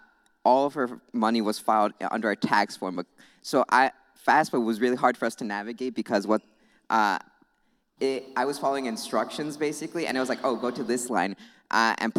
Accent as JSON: {"language": "English", "town": "Goshen", "region": "Indiana", "country": "United States", "tie": "born or raised there", "said": "I'm from Goshen. I was born right across the street, actually."}